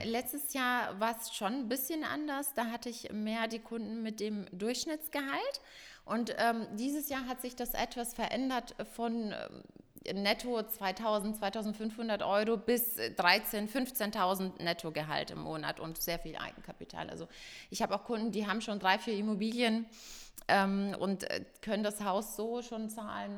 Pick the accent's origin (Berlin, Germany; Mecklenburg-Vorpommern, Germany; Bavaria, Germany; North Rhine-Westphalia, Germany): Bavaria, Germany; Ingolstadt; ich bin eine gebürtige Ingolstädterin